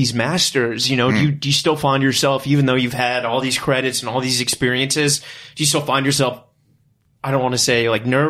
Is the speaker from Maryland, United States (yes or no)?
no; Richmond, Virginia, United States; And I come up from Richmond.